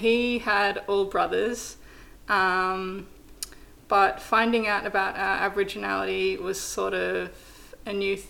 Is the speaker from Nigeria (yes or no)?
no; New South Wales, Australia; and in between that is, like, this tiny little coastal town. So, yeah, that's where I grew up